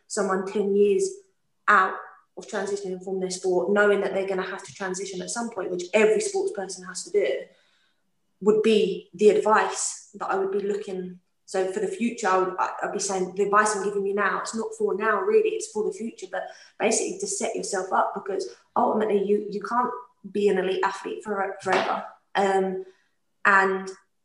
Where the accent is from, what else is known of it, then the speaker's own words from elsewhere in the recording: London, United Kingdom; accent: London; now in Scotland, United Kingdom; My accent, definitely from London.